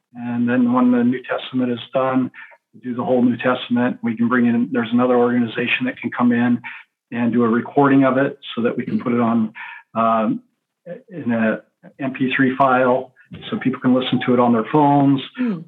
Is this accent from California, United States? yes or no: no; Central Oregon, United States; I grew up in Central Oregon, a big part of my life in Central Oregon